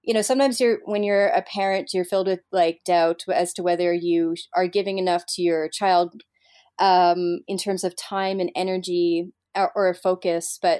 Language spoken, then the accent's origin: English; Montreal, Quebec, Canada; moved away as an adult; Montreal is my hometown